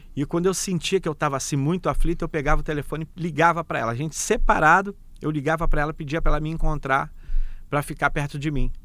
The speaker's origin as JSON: {"language": "Portuguese", "region": "Rio de Janeiro", "country": "Brazil", "tie": "born or raised there", "said": "Sou da Vila Cruzeiro, nasci né, e criado na Vila Cruzeiro"}